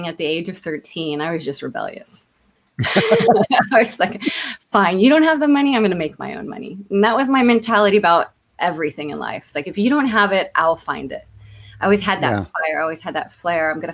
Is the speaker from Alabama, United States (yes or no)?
no; Homestead, Florida, United States; also born or lived in Cocoa Beach, Florida; I was born and raised in a small town in Homestead, Florida.